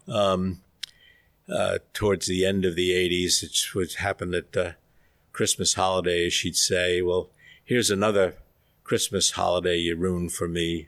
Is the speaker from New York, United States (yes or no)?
yes; New York, United States; we grew up in New York in a very old world environment